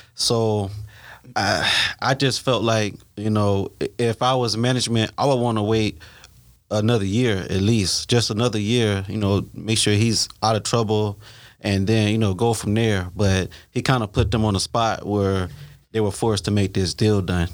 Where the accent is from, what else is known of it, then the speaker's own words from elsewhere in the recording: Ohio, United States; also born or lived in Florida; now in Texas, United States; I'm originally from Ohio, moved here from Florida